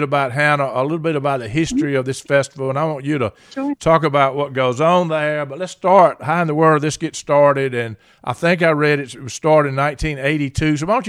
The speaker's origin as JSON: {"language": "English", "town": "Reynolds", "region": "Georgia", "country": "United States", "tie": "born or raised there", "said": "me being a native of Reynolds, Georgia"}